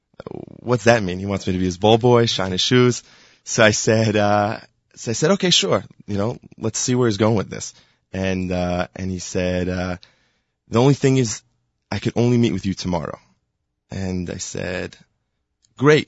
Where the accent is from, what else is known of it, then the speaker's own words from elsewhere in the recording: Highland Park, New Jersey, United States; I am from Highland Park, New Jersey.